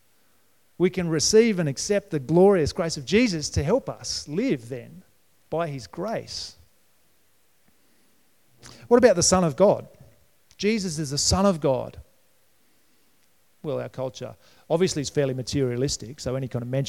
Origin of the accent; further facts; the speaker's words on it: New South Wales, Australia; moved away; also born or lived in Brisbane, Queensland; When I grew up in New South Wales